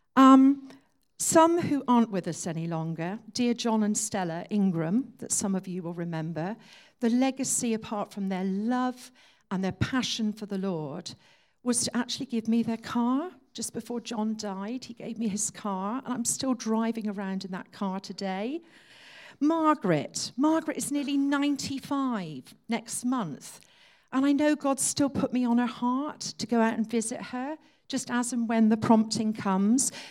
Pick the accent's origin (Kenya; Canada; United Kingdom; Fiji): United Kingdom; Exeter, South West England; I was born and brought up in Exeter.